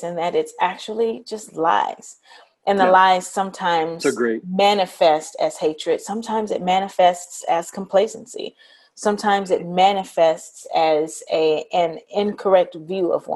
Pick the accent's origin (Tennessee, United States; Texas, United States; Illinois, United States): Tennessee, United States; Memphis; I grew up in Memphis